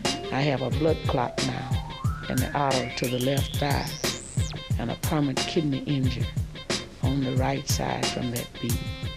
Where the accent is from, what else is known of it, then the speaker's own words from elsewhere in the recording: United States; I told him I was from Louisville.